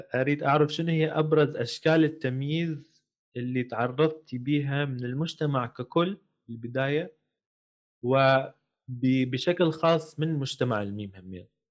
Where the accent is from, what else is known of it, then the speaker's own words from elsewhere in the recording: Iraq; accent: Iraqi; احنا نقول بالعراقي